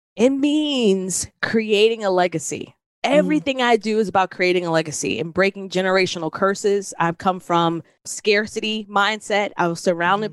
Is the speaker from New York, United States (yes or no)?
yes; New York City, New York, United States; moved away; I'm from originally from New York City